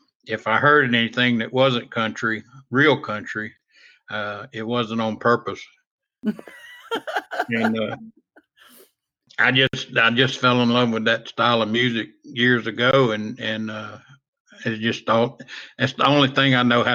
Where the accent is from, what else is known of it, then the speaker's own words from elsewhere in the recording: St. Martinville, Louisiana, United States; also born or lived in Shreveport, Louisiana / Baton Rouge, Louisiana; I was born in Shreveport, Louisiana, and we moved down to South Louisiana in 1969, and I've been down there ever since. Graduated from a little town called St. Martinville